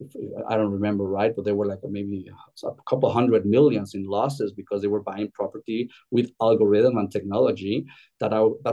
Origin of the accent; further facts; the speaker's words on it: Mexico City, Mexico; moved away as an adult; also born or lived in Europe; now in Spain; I'm originally from Mexico City, having lived in Europe almost over 20 years